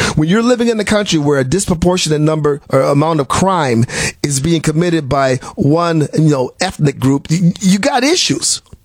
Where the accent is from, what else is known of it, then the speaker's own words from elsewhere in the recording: Milwaukee, Wisconsin, United States; moved away; I was from I'm from Milwaukee, Wisconsin originally.